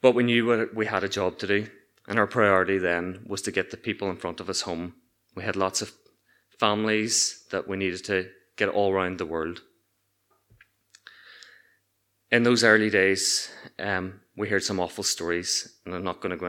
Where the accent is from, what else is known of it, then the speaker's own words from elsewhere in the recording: Ireland; moved away as an adult; also born or lived in Newark; we were commonly known as the Irish kids